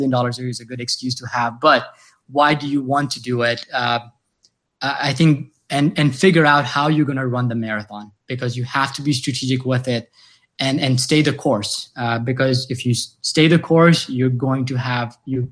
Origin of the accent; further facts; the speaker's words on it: Tanzania; now in United States; I came to US personally from Tanzania, a very small town. That's where my family lives today.